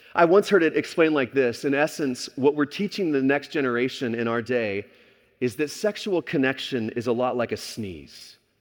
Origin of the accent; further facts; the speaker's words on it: Texas, United States; moved away as an adult; also born or lived in California; growing up in Texas